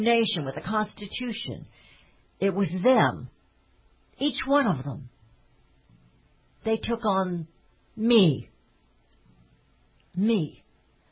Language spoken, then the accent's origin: English; Kansas City, United States; I was born in Kansas City, and I am a Kansas City Chiefs fan